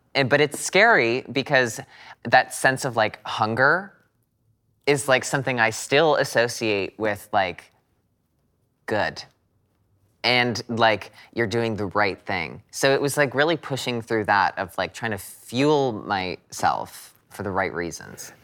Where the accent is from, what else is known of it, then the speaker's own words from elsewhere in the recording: United States; being an American